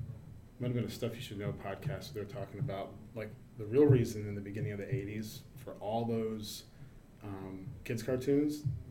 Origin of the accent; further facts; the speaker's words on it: the South, United States; moved away; I grew up in the South